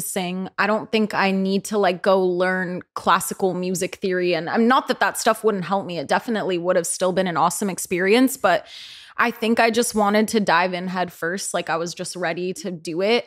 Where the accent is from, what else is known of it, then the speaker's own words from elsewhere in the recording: the peninsula of the Bay Area, California, United States; I'm from the Bay Area. I grew up, like, around the peninsula of the Bay Area